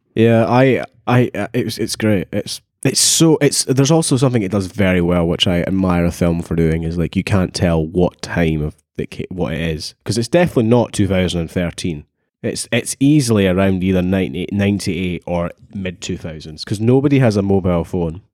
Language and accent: English; Dunfermline, Scotland, United Kingdom; I'm from Dunfermline